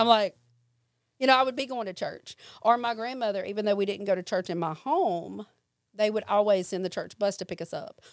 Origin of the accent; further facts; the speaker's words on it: Jackson, Mississippi, United States; I stayed with my mom and my stepdad, and then I would visit my grandmother in South Jackson. And so I had friends here, friends there